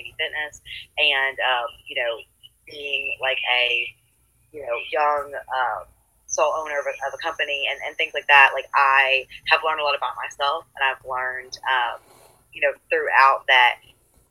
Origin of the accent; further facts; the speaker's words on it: Murfreesboro, Tennessee, United States; I am from Murfreesboro, Tennessee, born and raised, so it's near Nashville